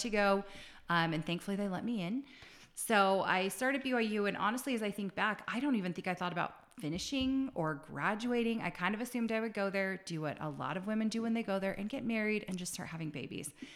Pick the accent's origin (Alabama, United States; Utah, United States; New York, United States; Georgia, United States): Utah, United States; Salt Lake City; I grew up in Salt Lake